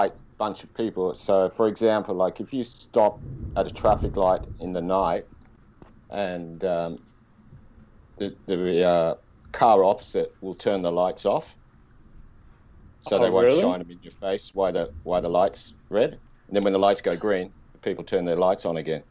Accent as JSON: {"language": "English", "town": "Sydney", "region": "New South Wales", "country": "Australia", "tie": "born or raised there", "moved": "as an adult", "lives_now": "Japan", "said": "I grew up in Sydney"}